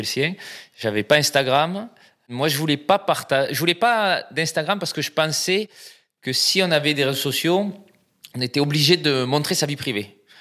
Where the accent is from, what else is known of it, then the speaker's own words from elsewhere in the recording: south-west France, France; also born or lived in Brazil; now in Paris, France; ça s'entend aussi, euh, je viens du, sud-ouest